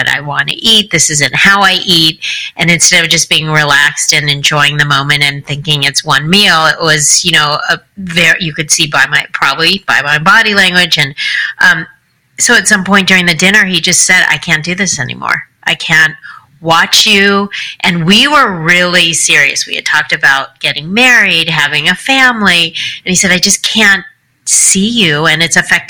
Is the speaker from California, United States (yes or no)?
yes; Los Angeles, California, United States; I grew up in Los Angeles